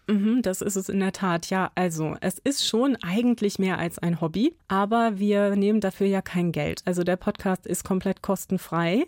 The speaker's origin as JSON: {"language": "German", "town": "Buxtehude", "region": "Lower Saxony", "country": "Germany", "tie": "born or raised there", "also_born_or_lived": "Spessart, Bavaria", "said": "ich bin auf dem Land aufgewachsen, in der Nähe von Hamburg"}